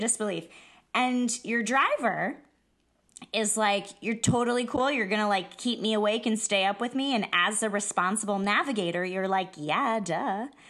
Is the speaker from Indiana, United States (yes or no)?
no; Iowa, United States; I'm from Iowa